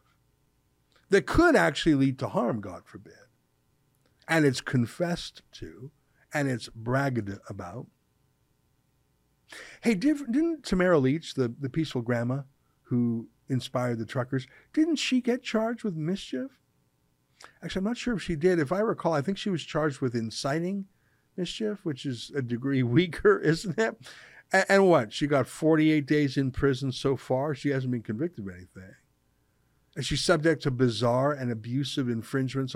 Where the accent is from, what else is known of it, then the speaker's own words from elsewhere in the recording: Canada; I'm a Canadian